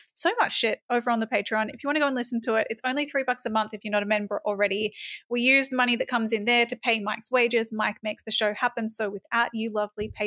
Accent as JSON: {"language": "English", "town": "Mullumbimby", "region": "New South Wales", "country": "Australia", "tie": "born or raised there", "moved": "yes", "said": "my hometown"}